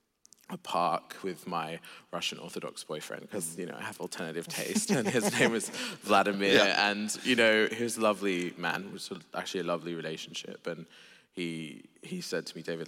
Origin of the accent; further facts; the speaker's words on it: Sydney, New South Wales, Australia; I grew up in an agnostic atheist home in Sydney, Australia